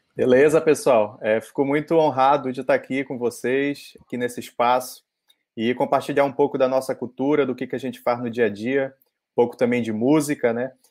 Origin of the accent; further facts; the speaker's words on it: Parintins, Amazonas, Brazil; moved away as an adult; eu sou de Parintins, eu nasci lá, morei 17 anos da minha vida lá